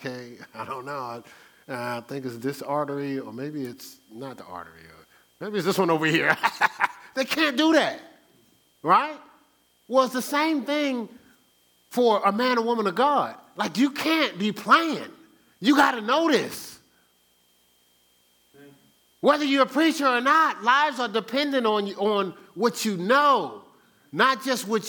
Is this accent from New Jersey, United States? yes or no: yes; Newark, New Jersey, United States; I grew up in Newark, New Jersey.